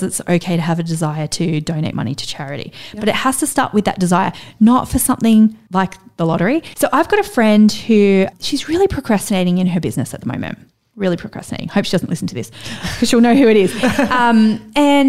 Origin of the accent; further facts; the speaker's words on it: Central Coast, New South Wales, Australia; I grew up on the Central Coast. I grew up with a single mom in housing commission